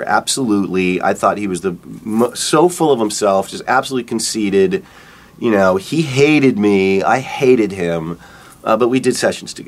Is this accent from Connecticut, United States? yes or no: no; Pittsburgh, Pennsylvania, United States; also born or lived in upstate New York; I grew up in Pittsburgh